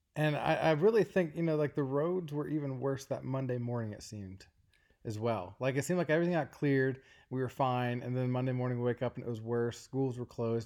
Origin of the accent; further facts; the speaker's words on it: Ashland, Kentucky, United States; moved away as an adult; we both are from Kentucky, And we lived in Eastern Kentucky, a place called Ashland, Kentucky.